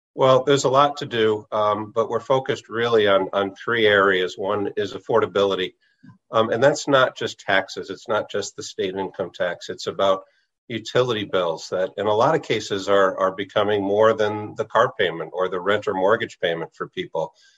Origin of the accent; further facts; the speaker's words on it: New Haven, Connecticut, United States; I grew up in New Haven.